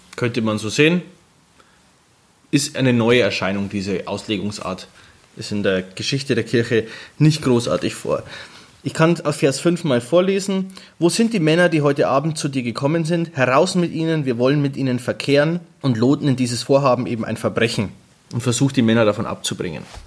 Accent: Germany; wir sind Deutsche

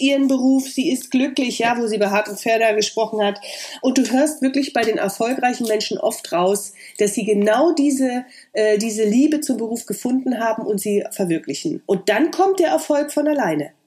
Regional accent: East Germany, Germany; meine Unsicherheit als Ossi

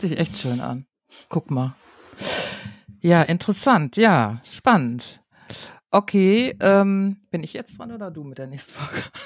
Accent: Münster, North Rhine-Westphalia, Germany; ich komme ja aus Münster, aus einer absoluten Fahrradstadt und bin es natürlich gewohnt, ich glaube, seitdem ich viel bin, Fahrrad zu fahren hier

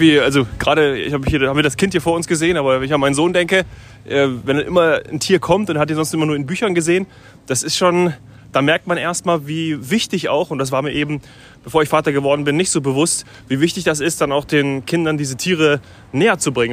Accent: Munich, Bavaria, Germany; ich komme ja gewöhnlich aus München

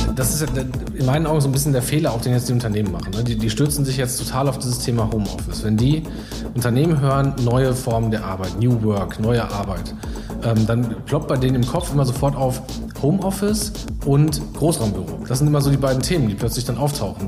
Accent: Iserlohn, North Rhine-Westphalia, Germany; ich bin äh, gebürtiger Iserlohner

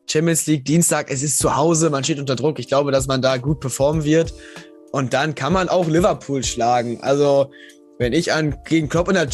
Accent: Lower Saxony, Germany; Also ich komme halt, ich komme aus der Nähe Osnabrück

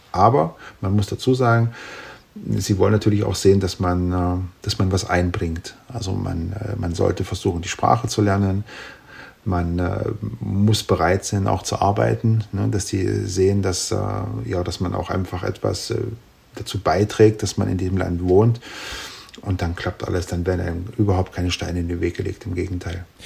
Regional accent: Germany; moved away as an adult; also born or lived in Thuringia, Germany / Saalekreis, Saxony-Anhalt, Germany; now in Slovakia; ich habe ja die ersten Jahre in Thüringen gewohnt und dann äh, in äh, Sachsen-Anhalt

